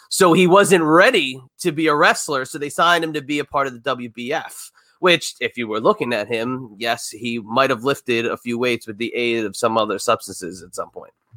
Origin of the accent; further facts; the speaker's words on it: New Jersey, United States; I grew up in New Jersey